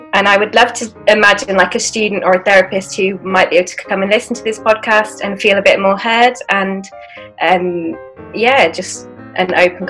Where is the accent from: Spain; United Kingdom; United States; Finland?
United Kingdom; London; moved away as an adult; also born or lived in Sheffield; My parents are from Afghanistan originally, and they came to London as refugees. I grew up in London, but have moved around quite a lot for studies or jobs.